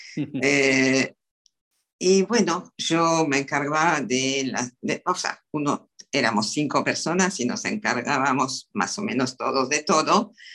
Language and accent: Spanish; France; moved away as an adult; now in Argentina; yo soy francesa, vivo en Argentina, pero nací en Francia y nací durante